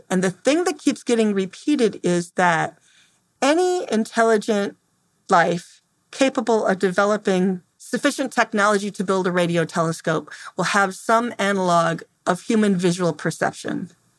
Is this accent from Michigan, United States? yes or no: yes; Temperance, Michigan, United States; I'm from Temperance, Michigan.